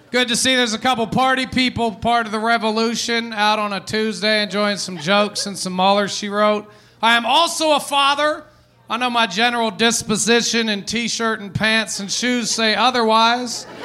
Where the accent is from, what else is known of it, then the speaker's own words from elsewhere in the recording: Philippines; because their mother is Jewish and I am Filipino.